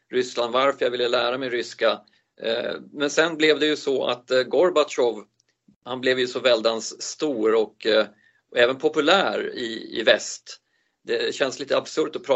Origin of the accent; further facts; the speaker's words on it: Sollentuna, Stockholm County, Sweden; also born or lived in Uppsala; Jag är född i Uppsala. Men jag har inte någon riktig anknytning till Uppsala eftersom jag inte minns ett skvatt. Eh, vi flyttade väl därifrån när jag var två månader till Edsberg där jag råkar sitta just nu som är en del av Sollentuna.